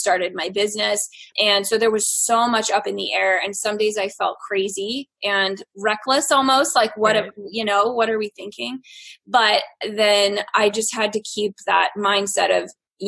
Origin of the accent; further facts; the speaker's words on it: East Coast, United States; now in Nebraska, United States; I am from the East Coast, but currently living in Nebraska. We have lived in a lot of different places in the past few years, so I've kind of bounced all around